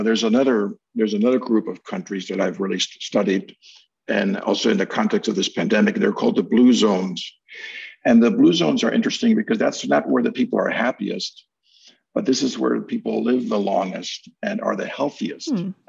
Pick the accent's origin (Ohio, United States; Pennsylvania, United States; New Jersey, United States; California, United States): Pennsylvania, United States; Philadelphia; I never thought of myself as really saying that, you know, I'm from Old City, Philadelphia.